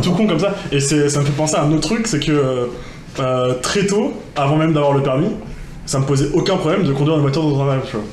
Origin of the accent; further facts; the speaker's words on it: Rennes, Brittany, France; je suis de Rennes